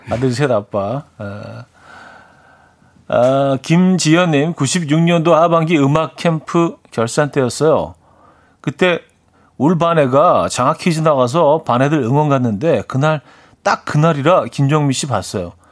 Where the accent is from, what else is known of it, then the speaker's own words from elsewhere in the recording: Seoul, South Korea; 오리지널 마포죠. 예. 마포구 홍보대사예요.